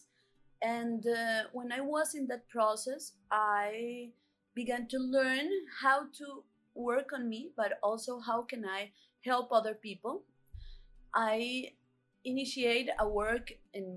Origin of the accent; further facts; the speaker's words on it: Cali, Valle del Cauca, Colombia; also born or lived in Bogotá; In the beginning of my life, I was from Cali. I was living here and with my family